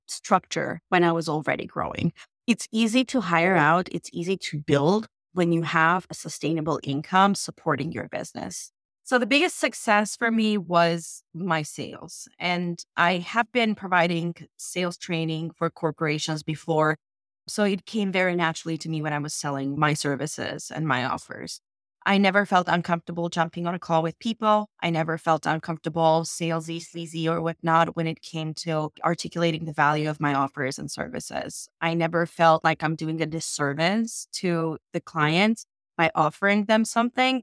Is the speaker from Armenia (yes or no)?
yes; Armenia; moved away as an adult; now in United States; I immigrated from Armenia to the United States